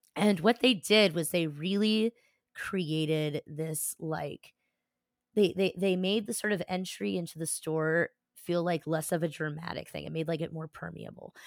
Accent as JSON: {"language": "English", "region": "New Jersey", "country": "United States", "said": "I am a Jew from South Jersey"}